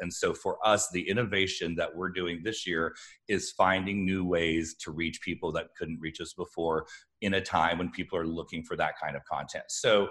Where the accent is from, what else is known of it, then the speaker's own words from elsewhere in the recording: Alva, Oklahoma, United States; from Alva, where I grew up